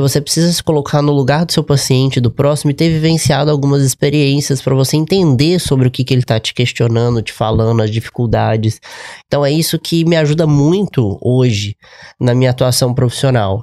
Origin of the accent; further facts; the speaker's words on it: Juiz de Fora, Minas Gerais, Brazil; moved away; also born or lived in Lagoa Santa; eu sou de Juiz de Fora